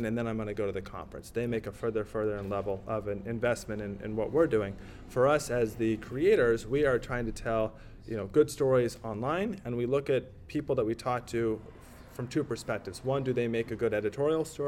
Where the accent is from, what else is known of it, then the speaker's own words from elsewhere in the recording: Iowa, United States; Iowa, where I'm from, and I can say it because I'm from Iowa